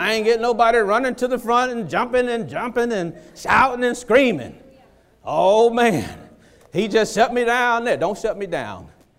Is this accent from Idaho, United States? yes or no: no; Dania Beach, Florida, United States; I grew up in Dania, girl.